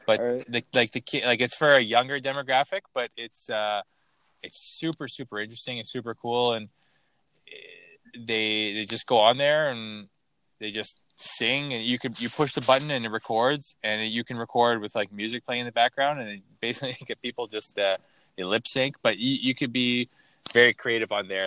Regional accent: Toronto, Ontario, Canada; I'm from Toronto

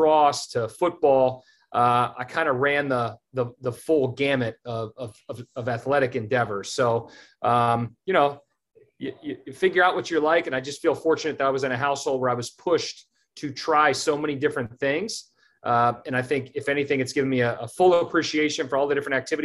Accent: Germantown, Maryland, United States; also born or lived in Poolesville, Maryland / Clarksburg, Maryland / Gaithersburg, Maryland / Kensington, Maryland; I grew up in Montgomery County, Maryland. I spent the first 14 years of my life in Germantown.

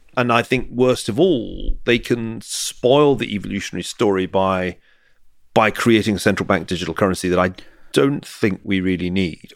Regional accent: Glasgow, Scotland, United Kingdom; accent: Scottish; moved away; I come from Glasgow

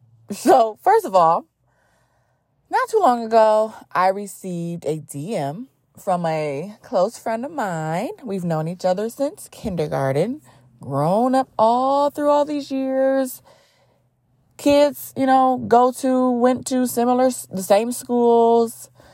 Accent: Cleveland, Ohio, United States; I grew up, born and raised in Cleveland, Ohio

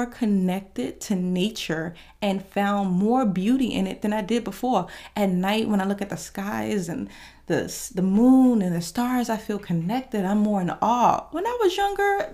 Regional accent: New York, United States; now in Georgia, United States; I am from New York

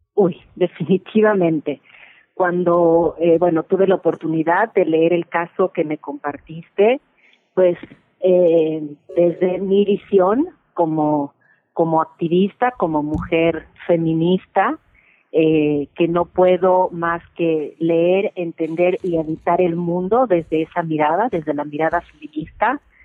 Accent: Mexico; mujeres mexicanas, latinas

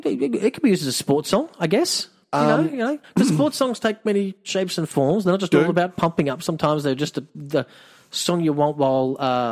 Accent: Australia; I'm an Aussie.

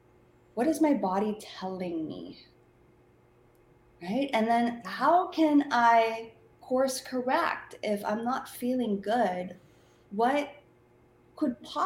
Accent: Philippines; moved away; I grew up in the Philippines

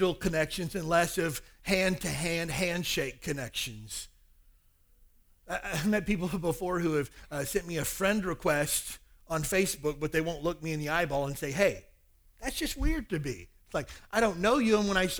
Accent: the South, United States; now in Hawaii, United States; I grew up in the South and everybody hugs everybody

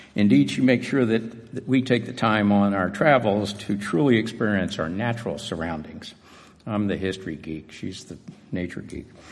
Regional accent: Atlanta, Georgia, United States; Growing up in Atlanta

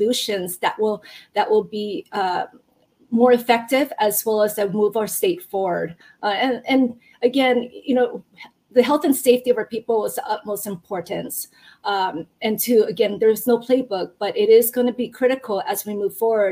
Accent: Hilo, Hawaii, United States; moved away as an adult; also born or lived in Japan / continental United States; I actually grew up from Hilo, and as Ryan knows, I went to Waikia High School

